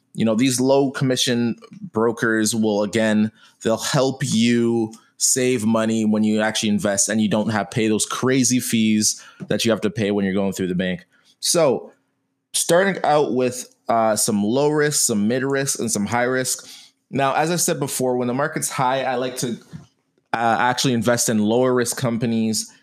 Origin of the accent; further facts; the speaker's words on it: Canada; I'm a Canadian